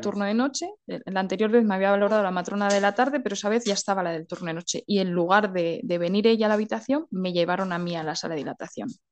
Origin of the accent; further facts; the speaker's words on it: a village in León, Castile and León, Spain; soy de un pueblo de León que se llama Tabullo del Monte, muy chiquitito